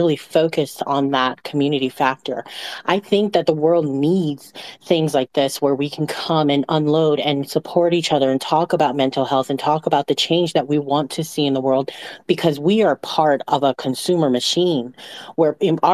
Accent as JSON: {"language": "English", "country": "Micronesia", "tie": "born or raised there", "said": "I grew up in Micronesia on an island that nobody knows the name of."}